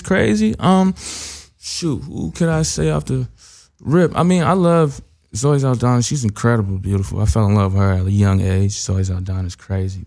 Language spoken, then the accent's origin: English; Ohio, United States; I'm from Ohio